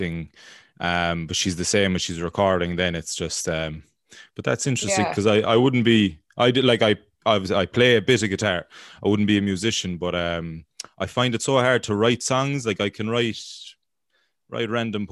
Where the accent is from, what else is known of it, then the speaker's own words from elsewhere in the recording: Ireland; as an Irish person